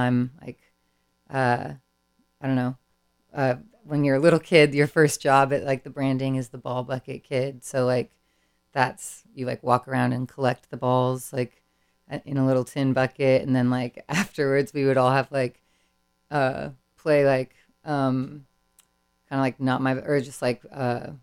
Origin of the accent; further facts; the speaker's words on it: San Francisco, California, United States; also born or lived in San Benito County; Being born and raised in the Bay. I grew up in San Francisco